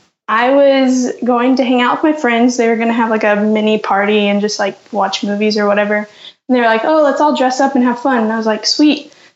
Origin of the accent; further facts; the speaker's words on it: south of Dallas, Texas, United States; now in Fayetteville, United States; I'm from Fayetteville, Arkansas, originally from south of Dallas, though. I went to school up here. Cool. But right now, I currently work for Walmart, the home office here.